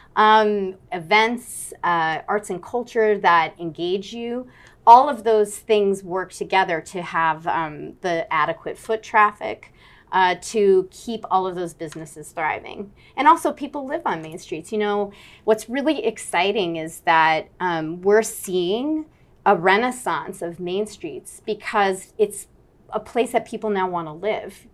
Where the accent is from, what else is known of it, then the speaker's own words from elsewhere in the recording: Fairfield, Connecticut, United States; I grew up in Connecticut